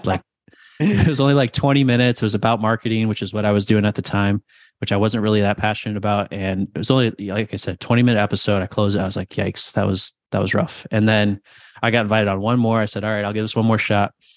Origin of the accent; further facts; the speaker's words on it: New Jersey, Connecticut, Northeast, United States; moved away as an adult; also born or lived in South Carolina / Phoenix, Arizona; we're from the Northeast, New Jersey, Connecticut.